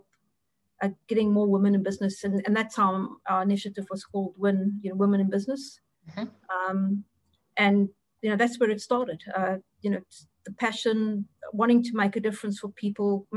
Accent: Durban, KwaZulu-Natal, South Africa; accent: South African; moved away as an adult; also born or lived in Pretoria; now in Adelaide, Australia; So from my accent, clear, I'm a South African. I grew up in Durban

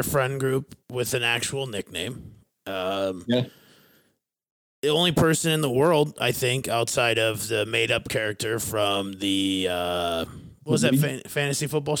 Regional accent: Fairmont, Minnesota, United States; located in my hometown of Fairmont, Minnesota.

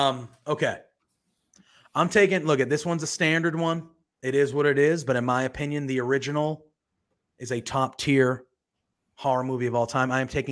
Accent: Massachusetts, United States; I am from Massachusetts. I live 40 minutes away from Salem, Mass.

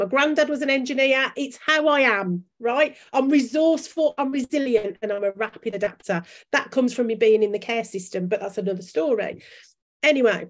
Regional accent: Birmingham, West Midlands, United Kingdom; accent: Brummie; my Brummie accent

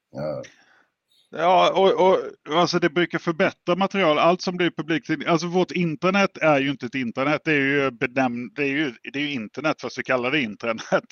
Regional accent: Jönköping area, Jönköping County, Sweden; jag är ju från Jönköpingsområdet

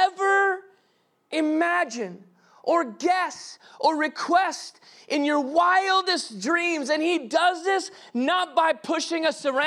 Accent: the South, United States; we grew up in the South

